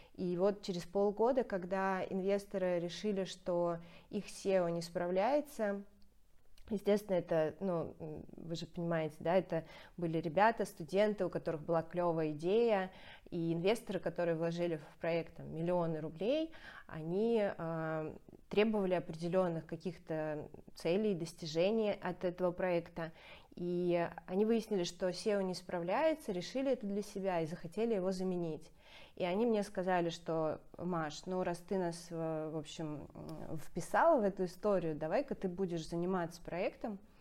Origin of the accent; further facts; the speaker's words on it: Saint Petersburg, Russia; петербурженка, это очень важная часть моего, моей самоидентификации